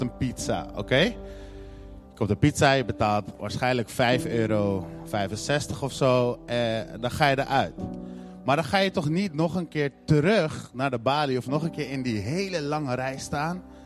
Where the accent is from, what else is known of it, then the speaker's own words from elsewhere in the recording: Netherlands; En in Nederland zijn we dat niet heel erg gewend